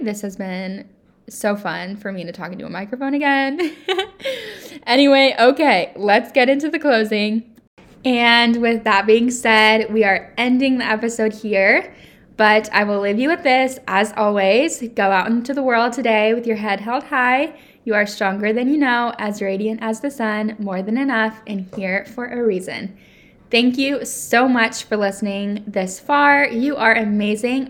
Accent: United States; I love being an American

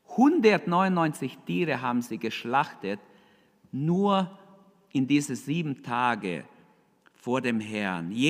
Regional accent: Germany; Wir als Deutsche, wir denken ganz anders.

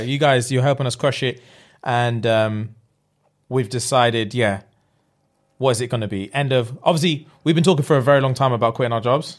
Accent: England, United Kingdom; being English

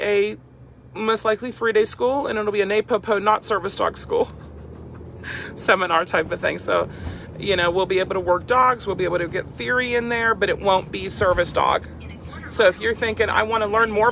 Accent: Freeport, Pennsylvania, United States; I grew up outside Pittsburgh in this little dinky town, Freeport

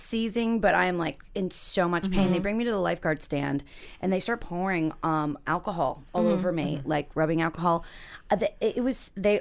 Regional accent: Florida, United States; I am from Florida

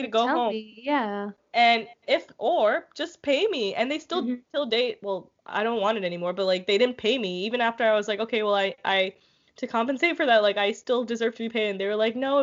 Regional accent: India; moved away as an adult; now in Canada; I worked at an Indian restaurant, of course, because I'm Indian

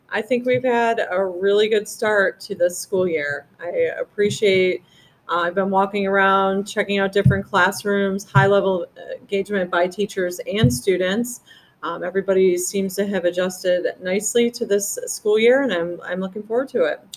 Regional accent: about 30 miles south of Buffalo, upstate New York, United States; moved away; It was about 30 miles south of Buffalo.

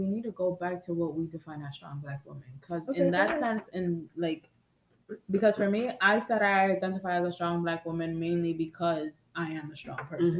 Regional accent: New York City, New York, United States; We're from the Bronx.

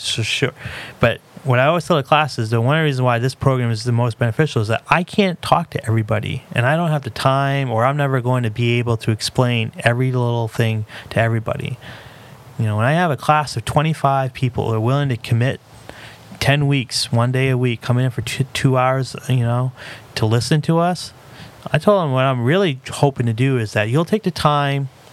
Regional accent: Lewiston, Maine, United States; It's my hometown. You know, this is where I've been all but a month of my life.

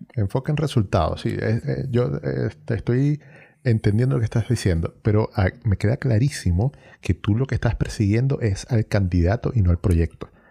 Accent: Venezuela; moved away as an adult; now in Chile; yo salí de Venezuela

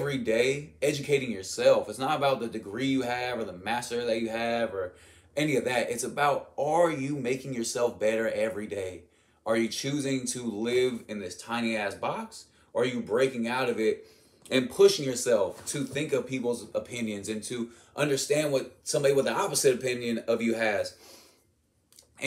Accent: United States

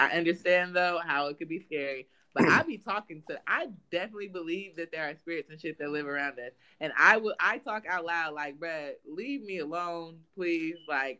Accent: California, United States; moved away as an adult; now in Georgia, United States; I'm from California

